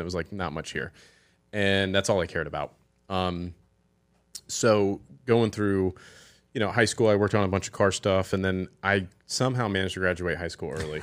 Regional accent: Hilton Head Island, South Carolina, United States; growing up here

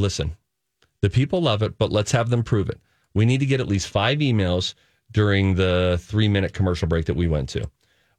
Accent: Pittsburgh, Pennsylvania, United States; now in Minnesota, United States; we're big Steelers fans. We're from Pittsburgh

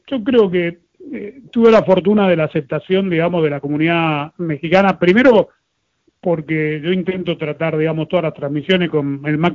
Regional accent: Argentina; Yo soy argentino, yo soy hincha de Argentina, pero trato que la procesión vaya por dentro.

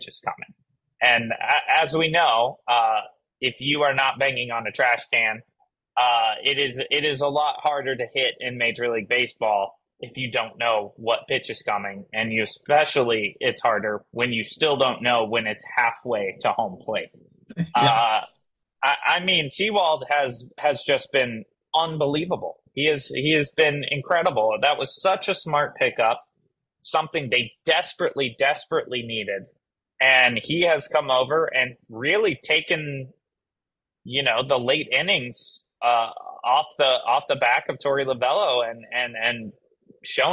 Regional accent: Kentucky, United States; we grew up in Kentucky

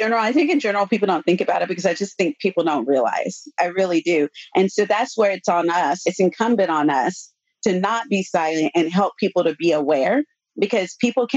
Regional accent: Austin, Texas, United States; I grew up in Austin.

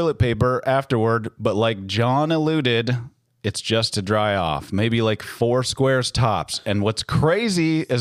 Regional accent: Lexington, Kentucky, United States; We're all from Lexington.

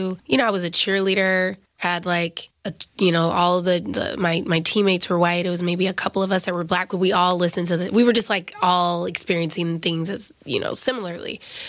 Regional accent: the South, United States; now in New York, United States; Like, yes, I'm in New York now. You know, I'm a psychiatrist. I went to Cornell, but like, I'm from the South.

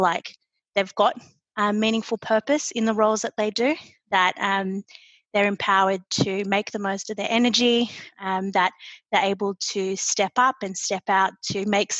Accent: Australia; moved away as an adult; now in United States; I'm an Aussie living in the United States, and I actually started my Schneider journey back in our Sydney offices

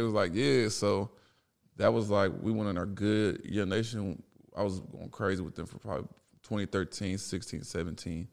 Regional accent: Dallas, Texas, United States; moved away as an adult; also born or lived in Chicago, Illinois; now in Los Angeles, United States; I moved to Dallas from Chicago in, like, fifth grade

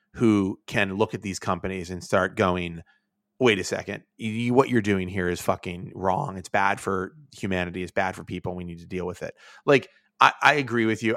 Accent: Pittsburgh, Pennsylvania, United States; now in New York, United States; I'm from Pittsburgh

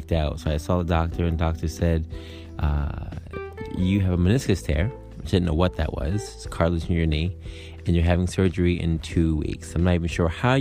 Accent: New York, United States; I'm a New Yorker

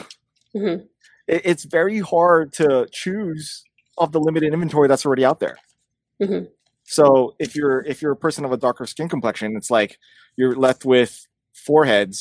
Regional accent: United States

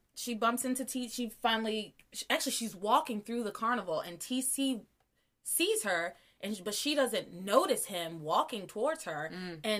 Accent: the South, United States; I'm from the South.

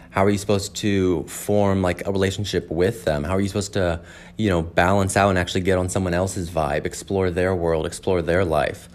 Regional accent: Edwardsville, Illinois, United States; I am from Southern Illinois in a town called Edwardsville

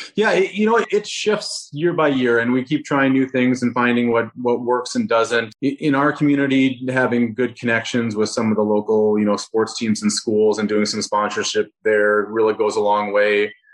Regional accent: Rochester, Minnesota, United States; moved away; Rochester, Minnesota, so my, my hometown

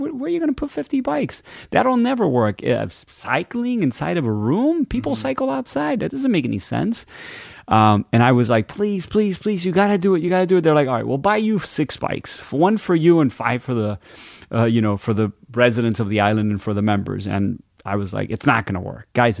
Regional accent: Miami, Florida, United States; born and raised in Miami. My parents are Cuban. They came from Cuba in the late 50s.

